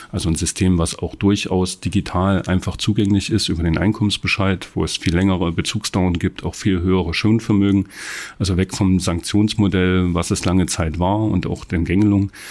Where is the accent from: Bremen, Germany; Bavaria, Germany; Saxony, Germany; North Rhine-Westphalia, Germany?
Saxony, Germany; Ich bin selber, wie gesagt, im Erzgebirge aufgewachsen.